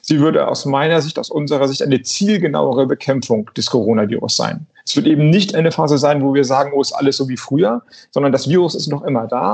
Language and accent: German; Flensburg, Schleswig-Holstein, Germany; ich komme ja aus Flensburg